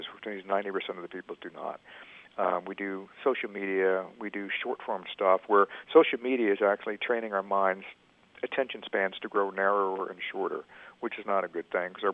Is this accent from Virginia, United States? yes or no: yes; Richmond, Virginia, United States; downtown Richmond, my hometown